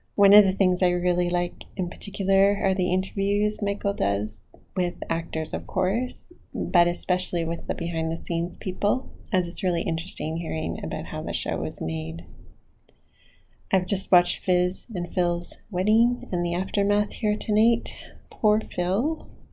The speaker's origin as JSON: {"language": "English", "town": "Ottawa", "region": "Ontario", "country": "Canada", "tie": "born or raised there", "said": "I was born and raised in Ottawa"}